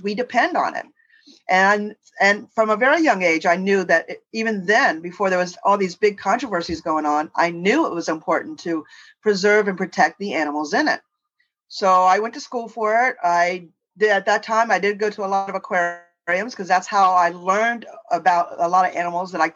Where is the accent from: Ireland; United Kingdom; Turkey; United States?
United States; Florida; born in Florida. I grew up on the water.